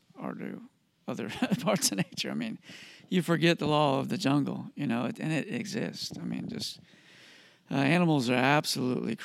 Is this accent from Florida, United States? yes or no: yes; Lakeland, Florida, United States; also born or lived in Miami, Florida / Sarasota, Florida; I was there till I was six, and then moved to Lakeland, where I grew up pretty much. And that's the middle of the state